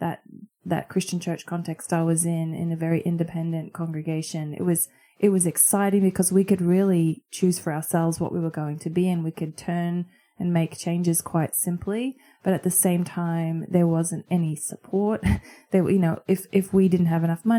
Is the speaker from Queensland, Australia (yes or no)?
yes; Queensland, Australia; moved away as an adult; also born or lived in United States; now in Brisbane, Australia; the churches that I grew up in here in Queensland